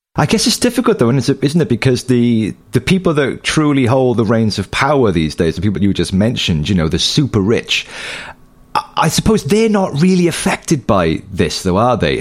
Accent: United Kingdom; as a British citizen

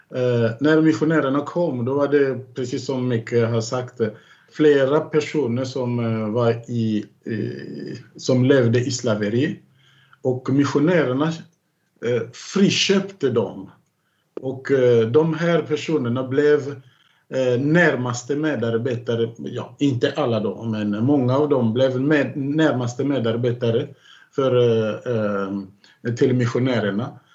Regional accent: Kinkenge, DR Congo; moved away; nära Kinkenge, där jag kommer ifrån

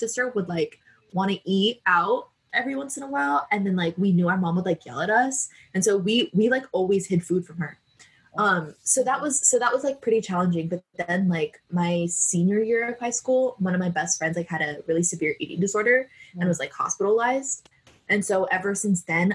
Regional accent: San Diego, California, United States; also born or lived in Bay Area; when I was growing up in San Diego

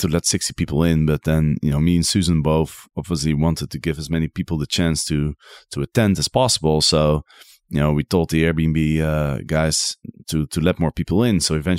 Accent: Netherlands; English is a second language; Maybe that's because I'm from Holland, and in Holland we have a saying, you know, being normal is already crazy enough.

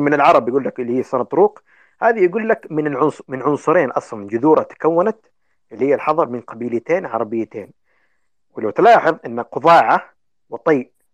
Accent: Yemen; عندنا في اليمن

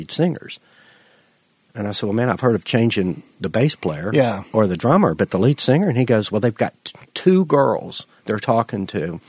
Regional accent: Madison, United States; all my friends I grew up with in Madison

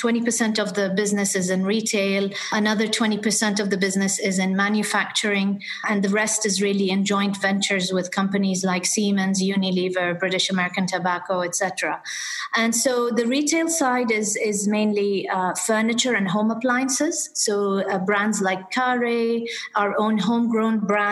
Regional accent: Dubai, United Arab Emirates; also born or lived in United Kingdom / London; I was born and brought up in Dubai, and I did spend some of my time between the UAE and the UK because my father was a diplomat

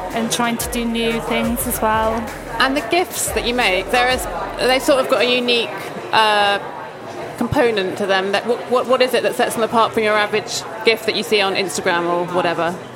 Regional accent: England, United Kingdom; we're English.

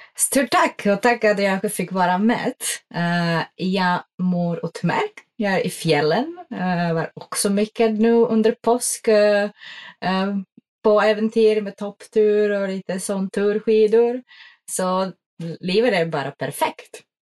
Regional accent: Czechia; Swedish is a second language; moved away as an adult; now in Sweden; jag kommer från en pytteliten by eh, i den tjeckiska bergen som heter Beskidi och de ligger i östsidan av Tjeckien nära Slovakien och Polen. och jag är uppväxt i, ja, utom hus

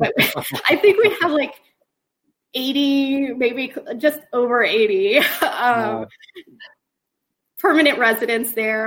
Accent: Sarasota, Florida, United States; I grew up in Sarasota, and my husband Jody and I, we had lived there up until about 4 years ago.

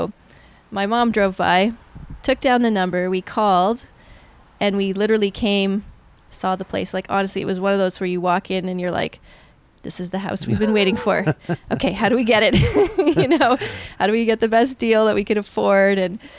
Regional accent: Hamilton, Ontario, Canada; born there; also born or lived in Germany; I was born in Hamilton, and then we moved around a fair bit.

